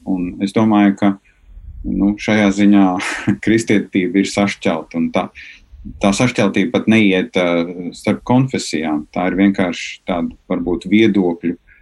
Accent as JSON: {"language": "Latvian", "country": "Latvia", "tie": "born or raised there", "said": "es esmu piedzimis Latvijā, ka mani vecāki ir šeit dzīvojuši"}